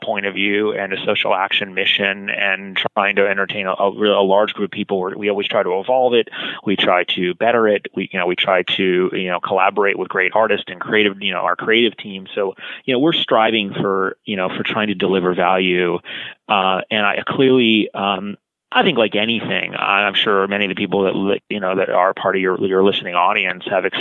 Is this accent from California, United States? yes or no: yes; Los Angeles, California, United States; my hometown in Los Angeles